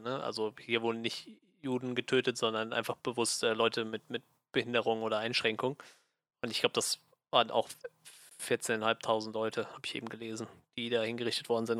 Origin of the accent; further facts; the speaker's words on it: Germany; als, äh, als Deutscher